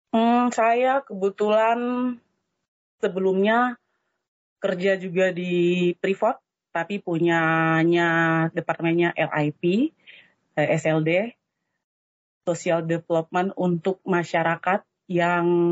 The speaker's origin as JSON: {"language": "Indonesian", "region": "Papua", "country": "Indonesia", "said": "kami Papua ada kuota Papua untuk Petrosi kami di Timika"}